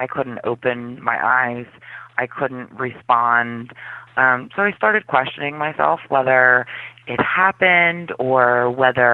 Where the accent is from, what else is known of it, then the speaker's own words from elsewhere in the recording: Philadelphia, Pennsylvania, United States; also born or lived in South Carolina; we moved to Philadelphia because that's where most of my family is from